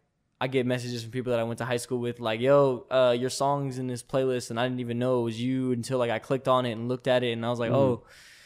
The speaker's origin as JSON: {"language": "English", "town": "Mesa", "region": "Arizona", "country": "United States", "tie": "born or raised there", "also_born_or_lived": "Texas", "said": "Yeah, I was born in Mesa."}